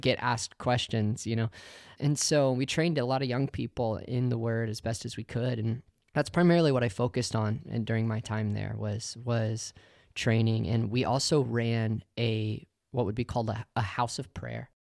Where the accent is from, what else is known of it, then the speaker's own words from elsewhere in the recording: Oklahoma, United States; moved away as an adult; also born or lived in Colorado Springs, Colorado; I grew up in Oklahoma, and then at, at eighteen years old, I moved to Colorado Springs